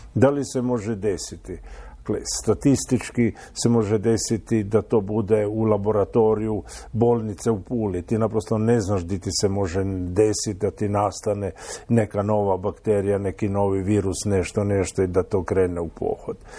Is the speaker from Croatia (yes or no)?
yes; Croatia; kod nas u Hrvatskoj